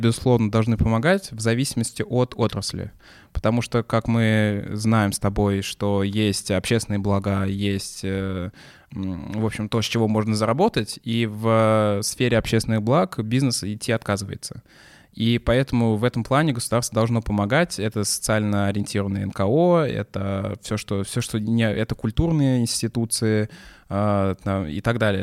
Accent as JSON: {"language": "Russian", "town": "Chapayevsk", "region": "Samara Oblast", "country": "Russia", "tie": "born or raised there", "said": "тот же Чапаевск, откуда я родом"}